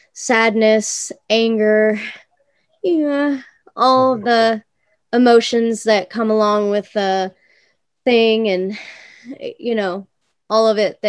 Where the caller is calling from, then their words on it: Ukiah, California, United States; Ukiah, California.